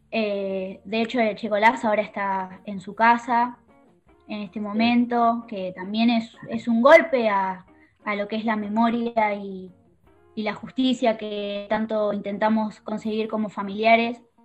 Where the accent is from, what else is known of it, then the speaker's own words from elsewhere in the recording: La Plata, Buenos Aires Province, Argentina; Yo soy de La Plata